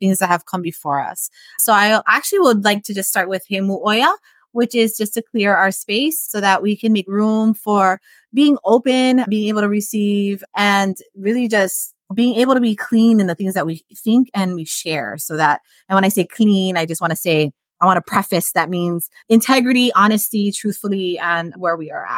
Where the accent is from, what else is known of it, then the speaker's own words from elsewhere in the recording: Hawaii, United States; we were Chinese Hawaiian people